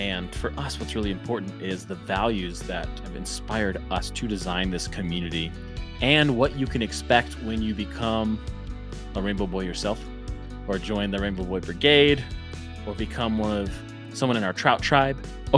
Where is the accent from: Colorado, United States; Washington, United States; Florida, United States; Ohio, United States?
Colorado, United States; I grew up here in Colorado. And I used to go fishing with my dad and my grandpa.